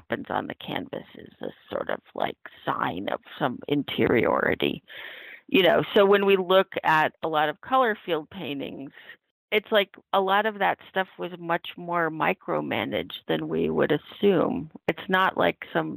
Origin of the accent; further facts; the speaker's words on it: Oregon and the Northwest and California, United States; now in New York, United States; I grew up in Oregon and the Northwest and California